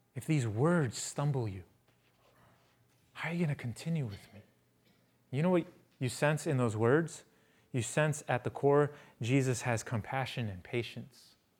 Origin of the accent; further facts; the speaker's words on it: San Francisco, California, United States; I'm from San Francisco.